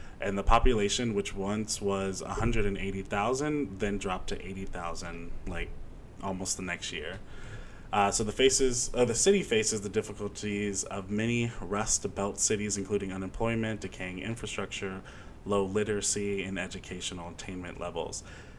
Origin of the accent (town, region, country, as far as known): Indiana, United States; born or raised there